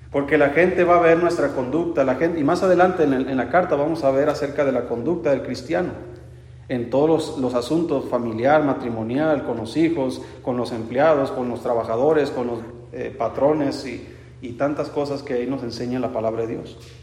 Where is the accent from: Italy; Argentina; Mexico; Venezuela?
Mexico; Yo soy mexicano, quién sabe qué sangre traigo